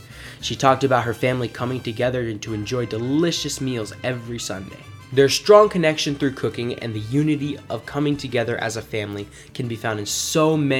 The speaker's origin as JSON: {"language": "English", "town": "San Diego", "region": "California", "country": "United States", "tie": "born or raised there", "said": "Growing up in San Diego and being so close to the Mexican border"}